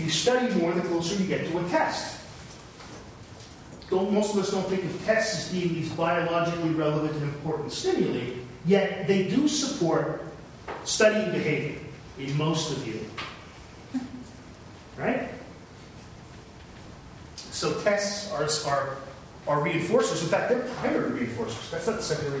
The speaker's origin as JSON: {"language": "English", "town": "London", "region": "Ontario", "country": "Canada", "tie": "born or raised there", "said": "I grew up in London, and there's a Western Fair, it's a big deal"}